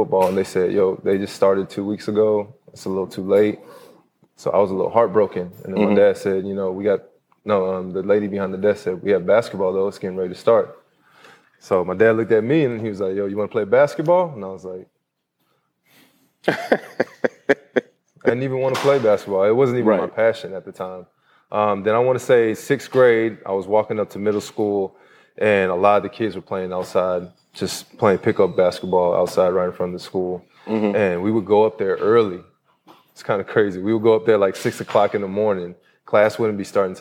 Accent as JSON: {"language": "English", "town": "Killeen", "region": "Texas", "country": "United States", "said": "I'm from Texas"}